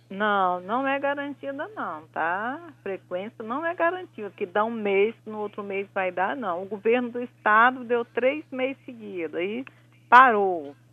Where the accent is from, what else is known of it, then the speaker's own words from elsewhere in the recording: Vitória, Espírito Santo, Brazil; Não, sou de Vitória, do Espírito Santo.